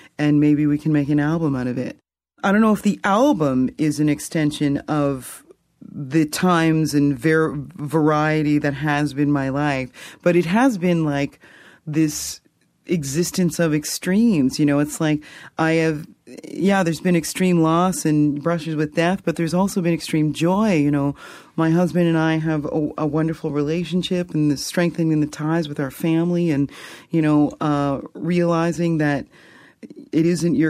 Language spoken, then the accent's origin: English; Fredericton, New Brunswick, Canada; I grew up in Fredericton and Brunswick Street United Baptist Church